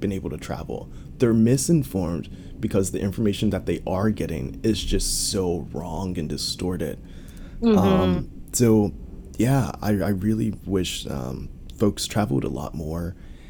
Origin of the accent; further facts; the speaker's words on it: United States; as an American